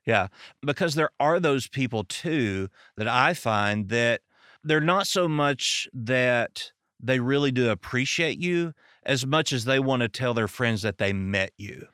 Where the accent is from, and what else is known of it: American South, United States; accent: southern